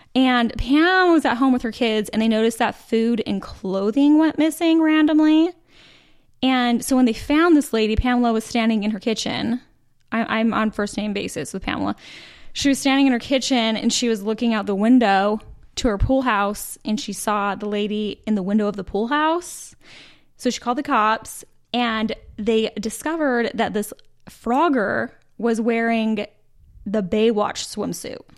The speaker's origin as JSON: {"language": "English", "region": "Utah", "country": "United States", "tie": "born or raised there", "moved": "as an adult", "lives_now": "Charlotte, United States", "said": "born and raised in Utah. We dated in high school."}